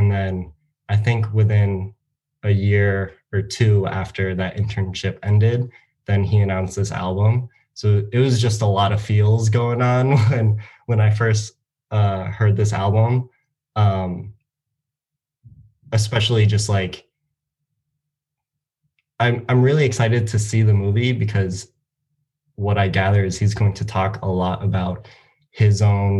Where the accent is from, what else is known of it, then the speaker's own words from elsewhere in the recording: United States; I'm half Japanese, and my mom came to the U.S. in the 70s or 80s. And growing up in the American education system